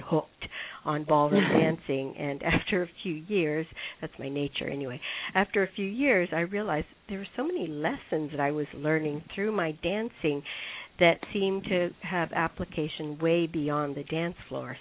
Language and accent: English; Hawaii, United States; now in New York City, United States; my having been born and raised in Hawaii